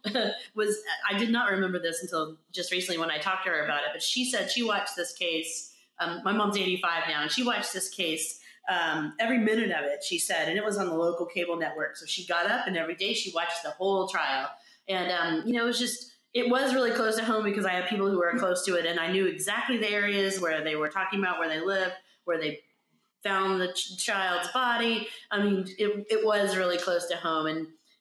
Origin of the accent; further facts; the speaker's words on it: Orlando, Florida, United States; moved away as an adult; now in Los Angeles, United States; Orlando, which is my hometown